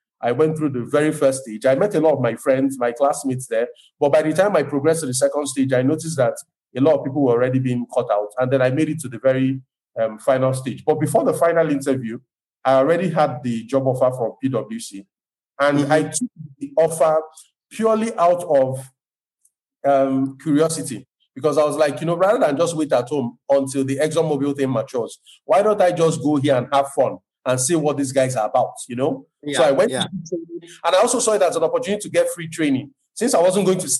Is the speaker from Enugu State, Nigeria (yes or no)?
no; Lagos, Nigeria; I'm not ethnically from Lagos, but I was born here, I was raised here